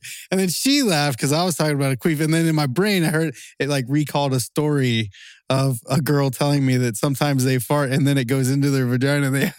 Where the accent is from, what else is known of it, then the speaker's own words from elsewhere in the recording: Baltimore, Maryland, United States; I'm from East Coast Baltimore, so we say ambulance.